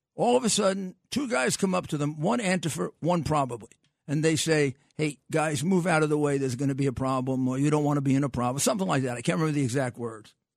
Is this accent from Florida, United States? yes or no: no; New York, United States; I grew up in New York